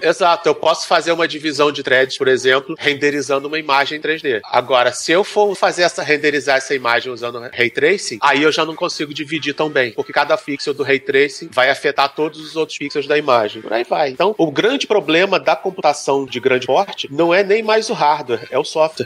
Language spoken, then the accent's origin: Portuguese; Brazil; Como bom brasileiro